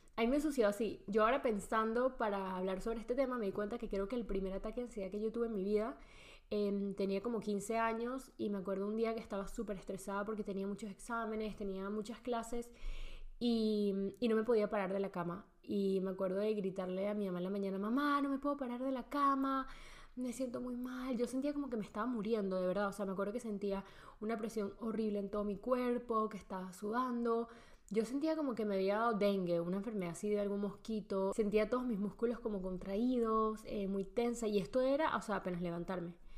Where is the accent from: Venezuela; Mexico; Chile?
Venezuela; moved away as an adult; also born or lived in Spain; crecí y nací en Venezuela, toda mi vida viví en Venezuela, hasta los 19 años